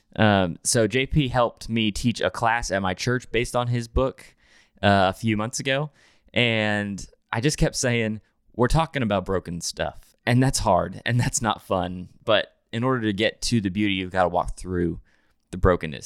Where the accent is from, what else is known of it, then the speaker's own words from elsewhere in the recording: New Hampshire, United States; now in Nashville, United States; I grew up in New Hampshire, way up north